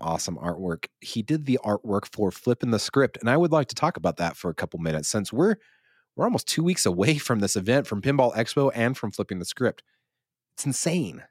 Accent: the Basin, Utah, United States; we have people moving to my hometown, to the basin

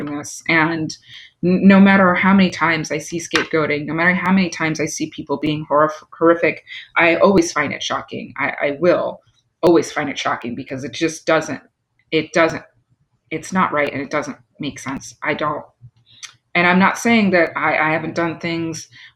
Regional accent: New York, United States; I'm from New York, but my, you know, part of my bloodline is island

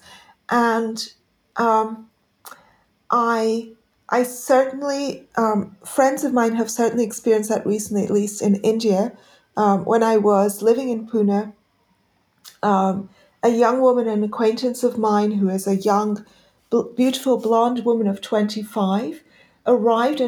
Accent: London, United Kingdom; also born or lived in Pakistan; I grew up initially in Pakistan, but most of this happened actually after I came to the U.K.

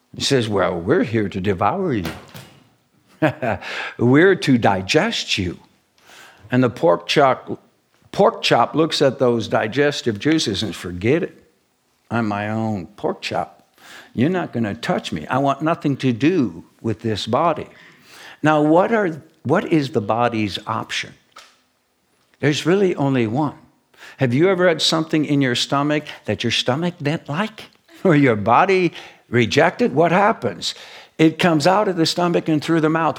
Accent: United States; I'm very proud to be born and raised in the United States of America

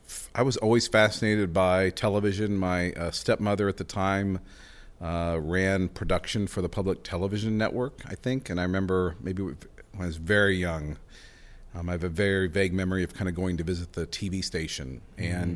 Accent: Norman, Oklahoma, United States; And I'm still not sure how we were kidnapped and landed and grew up and born and raised in Norman and Oklahoma.

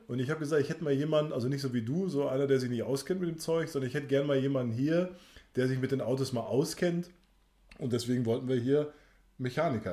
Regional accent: Sauerland, North Rhine-Westphalia, Germany; bei uns äh? im Sauerland

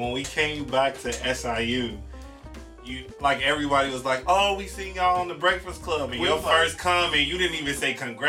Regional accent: Chicago, Illinois, United States; now in Los Angeles, United States; We're both from the west side of Chicago.

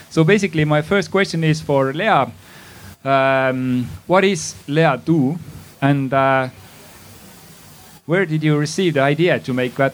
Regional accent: Tartu, Tartu County, Estonia; English is a second language; Uh, I come from Tartu.

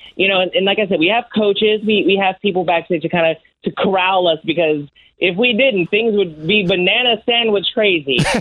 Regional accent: Washington, District of Columbia, United States; my hometown in mm-hmm. Washington D.C.

